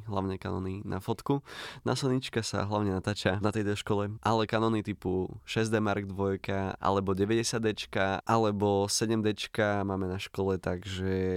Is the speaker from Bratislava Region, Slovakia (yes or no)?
no; Prešov, Prešov Region, Slovakia; u nás v Prešove